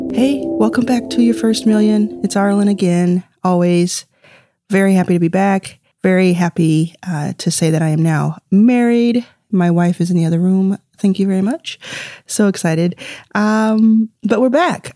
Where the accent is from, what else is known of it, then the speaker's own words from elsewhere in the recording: Dallas, Texas, United States; also born or lived in Jackson, Mississippi; I grew up in Dallas, Texas